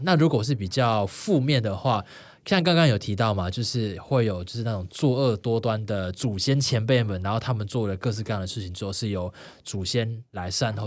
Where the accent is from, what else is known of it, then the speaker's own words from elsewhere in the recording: Taipei, Taiwan; also born or lived in Sanchong; 我从小就在台北